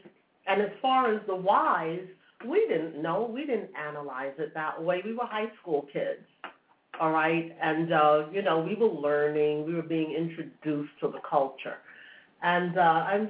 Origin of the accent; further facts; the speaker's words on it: New York City, New York, United States; I grew up in New York City